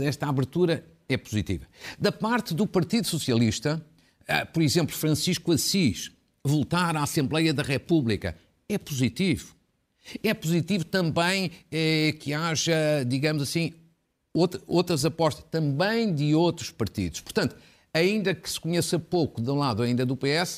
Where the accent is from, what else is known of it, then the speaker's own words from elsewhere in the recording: Fafe, Norte, Portugal; da minha terra, de Faf